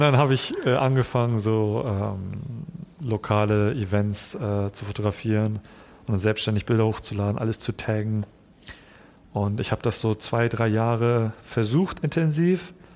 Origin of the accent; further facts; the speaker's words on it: Hamburg, Germany; also born or lived in Japan; Also ich bin in Japan geboren, aber mit eins dann nach, Jap mhm. äh, nach Hamburg gekommen